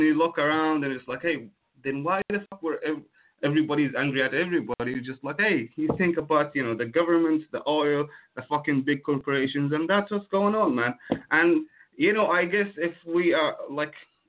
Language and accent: English; Jordan; from Jordan